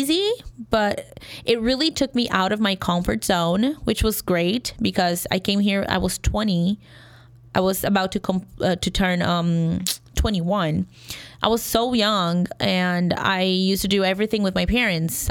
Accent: Brazil; English is a second language; moved away as an adult; now in Chicago, United States; I'm from Brazil

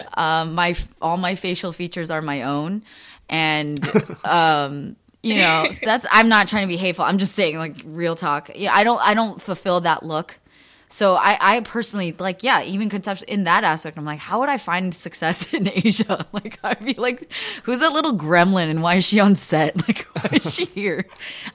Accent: United States; my identity is I'm Korean American

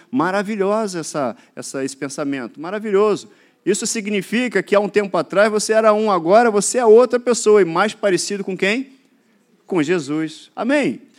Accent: Duque de Caxias, Rio de Janeiro, Brazil; also born or lived in Mato Grosso do Sul; sou daqui do Rio, de Caxias mais específico.

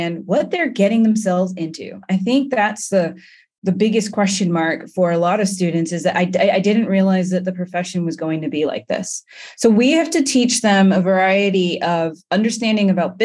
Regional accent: England, United Kingdom; now in United States; I am a Black woman architect and I hail from England

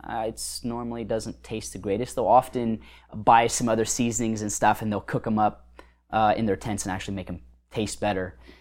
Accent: United States; as an American with all the blessings we have as Americans

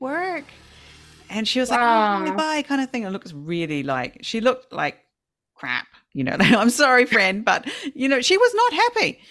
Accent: New Zealand; moved away as an adult; now in Fukushima, Japan; I still struggle as a New Zealander

